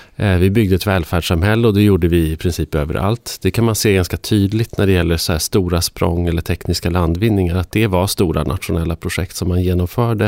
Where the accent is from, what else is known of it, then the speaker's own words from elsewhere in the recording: northern Sweden, Sweden; norra Sverige, för det är där jag kommer ifrån